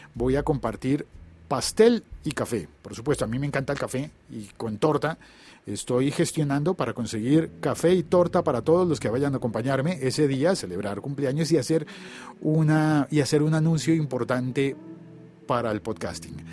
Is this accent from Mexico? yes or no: no; Colombia; en mi país, en Colombia